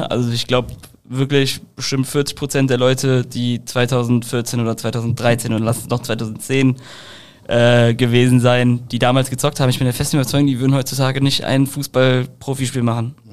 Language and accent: German; Leverkusen, North Rhine-Westphalia, Germany; Ja, aber ich komme halt aus Leverkusen, das ist ja neben Köln.